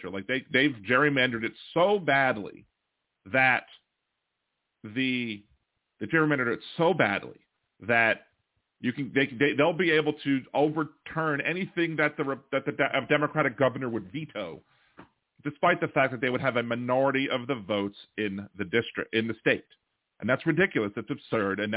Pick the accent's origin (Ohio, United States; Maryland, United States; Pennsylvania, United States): Maryland, United States; So yeah, Maryland's, I'm from Maryland.